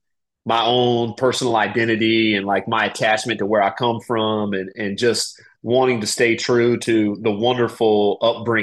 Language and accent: English; Raleigh, North Carolina, United States; moved away as an adult; also born or lived in Germany; I grew up in Raleigh, North Carolina